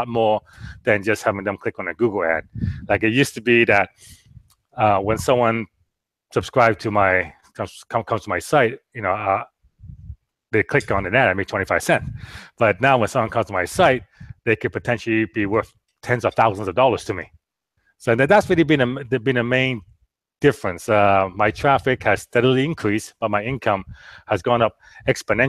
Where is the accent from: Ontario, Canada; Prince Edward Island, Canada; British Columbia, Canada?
British Columbia, Canada; Vancouver; moved away as an adult; now in Orange County, United States; I was from Vancouver